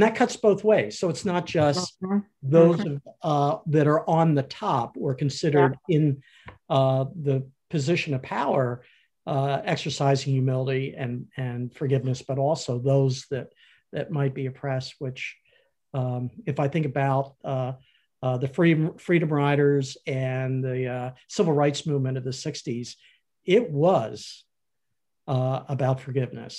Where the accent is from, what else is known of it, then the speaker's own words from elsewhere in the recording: Philadelphia, Pennsylvania, United States; when I was growing up in Philadelphia